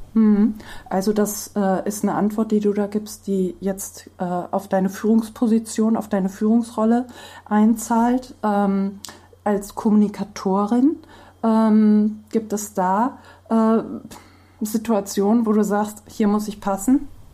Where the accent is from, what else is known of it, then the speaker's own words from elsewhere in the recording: Hesse, Germany; ich kann noch nicht mal Hessisch und ich bin geborene Hessin